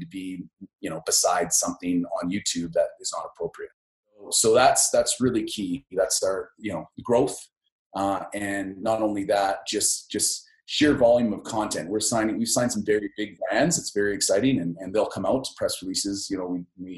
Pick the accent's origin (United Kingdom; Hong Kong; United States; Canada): Canada; Lethbridge, Alberta; I'm from Lethbridge. And I think, you know, growing up in that space